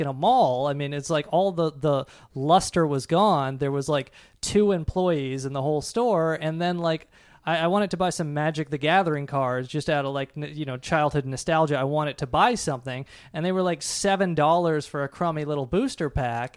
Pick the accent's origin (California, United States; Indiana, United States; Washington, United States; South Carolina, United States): Washington, United States; Seattle; when I was a kid growing up in Seattle